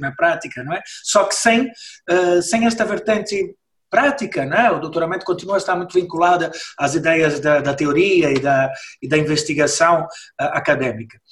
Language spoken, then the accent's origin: Portuguese; Brazil; moved away as an adult; now in Portugal; eu sou brasileiro, mas eu vivo cá há 30 anos